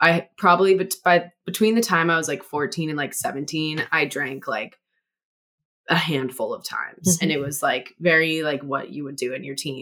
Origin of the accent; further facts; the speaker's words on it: Hawaii, United States; also born or lived in Los Angeles; now in Seattle, United States; I grew up in Hawaii